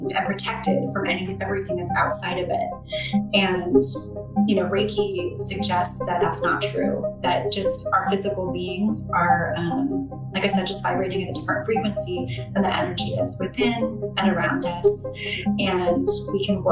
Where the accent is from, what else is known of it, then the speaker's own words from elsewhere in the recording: Ventura, California, United States; moved away as an adult; now in Philadelphia, United States; I'm originally from Southern California. And I grew up on an avocado and lemon orchard farm in the foothills off the beach